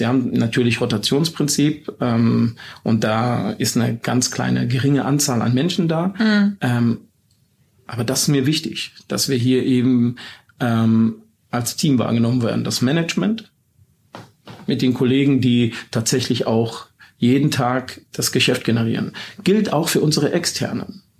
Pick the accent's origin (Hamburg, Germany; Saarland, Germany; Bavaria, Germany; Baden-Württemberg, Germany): Baden-Württemberg, Germany; bei uns in Baden-Württemberg